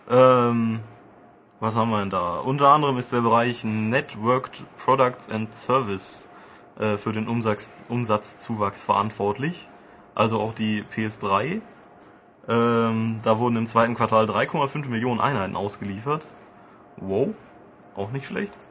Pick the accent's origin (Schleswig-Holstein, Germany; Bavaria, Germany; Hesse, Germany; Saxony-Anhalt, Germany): Bavaria, Germany; Augsburg; Aber ich bin aus Augsburg.